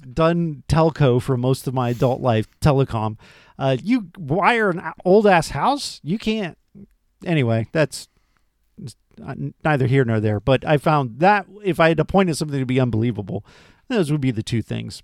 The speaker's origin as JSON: {"language": "English", "region": "Florida", "country": "United States", "said": "I'm from Florida"}